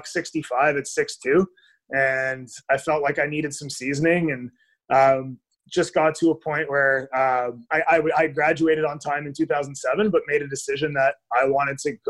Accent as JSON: {"language": "English", "town": "Ottawa", "region": "Ontario", "country": "Canada", "tie": "born or raised there", "said": "Definitely born and raised in Ottawa"}